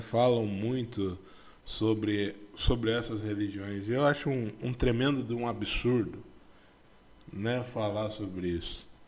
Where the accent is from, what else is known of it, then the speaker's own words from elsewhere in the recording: interior of São Paulo, Brazil; eu sou do interior de São Paulo